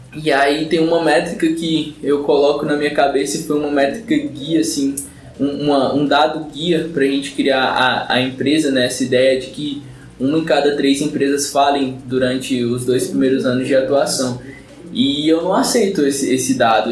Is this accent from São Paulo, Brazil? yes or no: yes; São Paulo, Brazil; eu sou de São Paulo